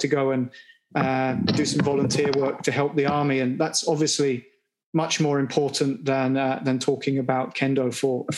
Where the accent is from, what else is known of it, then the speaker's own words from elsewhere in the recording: England, United Kingdom; now in Japan; I'm from England originally